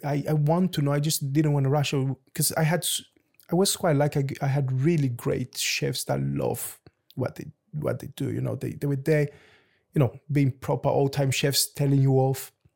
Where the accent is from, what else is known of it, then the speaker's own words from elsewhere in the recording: Lisbon, Portugal; also born or lived in Luanda, Angola / London, United Kingdom; now in Jersey; I'm from Luanda in Angola, which is by the beach. So I grew up in Lisbon